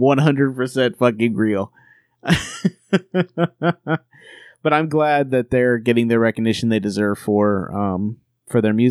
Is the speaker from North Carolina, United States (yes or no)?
yes; North Carolina, United States; I grew up in North Carolina